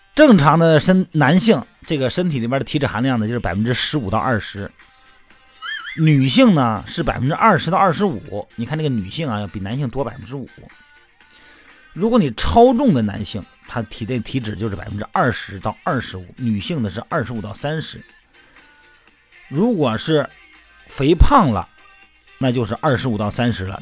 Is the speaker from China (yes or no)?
yes; China; 咱们是中国人